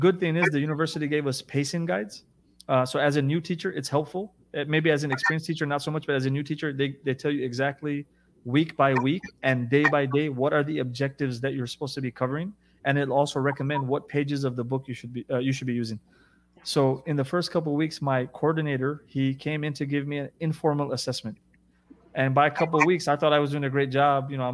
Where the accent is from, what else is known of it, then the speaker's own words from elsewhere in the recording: United States; first language English; moved away as an adult; also born or lived in Jeddah, Saudi Arabia; I'm American. I have 2 degrees. English is my first language.